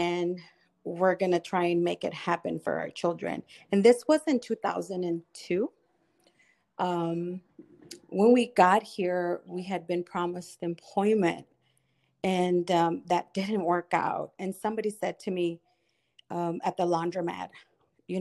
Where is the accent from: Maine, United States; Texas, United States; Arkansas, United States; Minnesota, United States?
Texas, United States; moved away; also born or lived in Florida / Michigan; I was raised in Texas. I was born in Florida